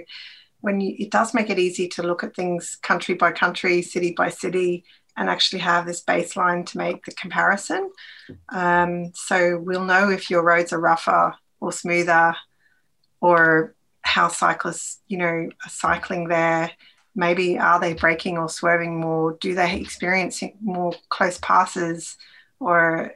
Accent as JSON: {"language": "English", "country": "Australia", "moved": "yes", "said": "I'm Australian"}